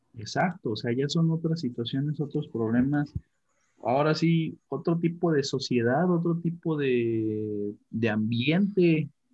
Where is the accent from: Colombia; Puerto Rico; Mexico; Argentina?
Mexico; tenemos como como mexicanos